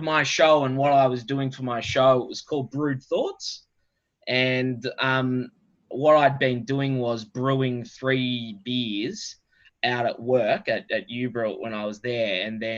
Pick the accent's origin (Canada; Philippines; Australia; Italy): Australia; also born or lived in London, United Kingdom; being an Aussie